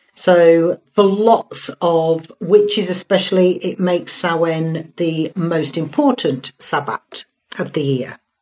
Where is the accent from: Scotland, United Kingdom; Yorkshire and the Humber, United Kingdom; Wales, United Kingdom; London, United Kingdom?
Yorkshire and the Humber, United Kingdom; Hull; I call it Tara because I'm from Hull